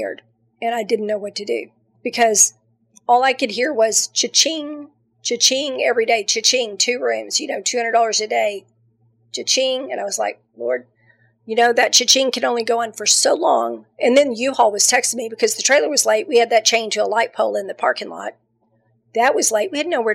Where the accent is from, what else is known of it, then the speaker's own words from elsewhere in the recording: the South, United States; I'm from the South. We got good food down here.